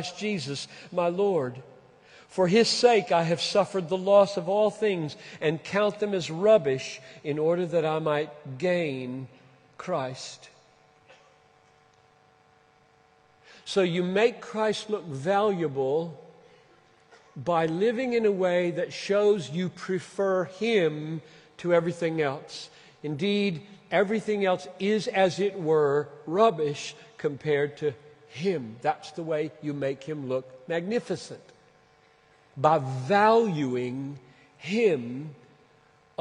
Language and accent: English; Minneapolis, Minnesota, United States; In Minneapolis, that's my hometown